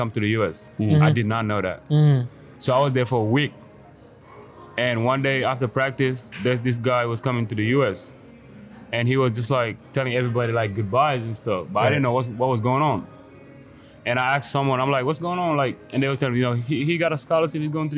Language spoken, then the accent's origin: English; Senegal; English is a second language; now in Orlando, United States; I'm from Senegal, West Africa